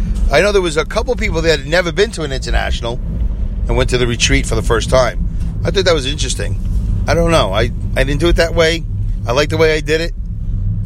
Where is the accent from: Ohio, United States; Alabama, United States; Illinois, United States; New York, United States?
New York, United States; I was from New York